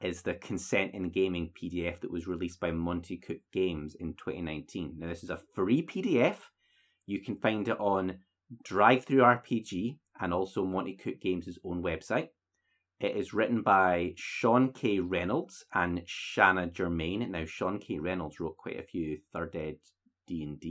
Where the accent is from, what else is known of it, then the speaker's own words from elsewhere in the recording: United Kingdom; We're so British